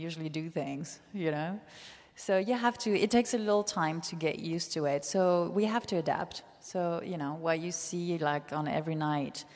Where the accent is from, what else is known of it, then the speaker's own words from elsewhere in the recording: Nice, Provence-Alpes-Côte d'Azur, France; moved away as an adult; also born or lived in Netherlands / New York; now in San Francisco, United States; I was born in Nice